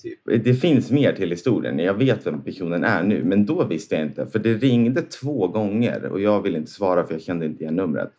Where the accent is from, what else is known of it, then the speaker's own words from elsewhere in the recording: Näs, Sweden; moved away as an adult; Näs är ju där jag är uppvuxen